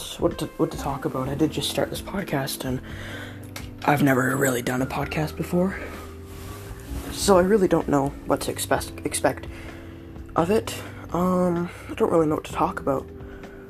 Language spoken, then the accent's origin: English; Canada; I'm in Canada. I'm a Canadian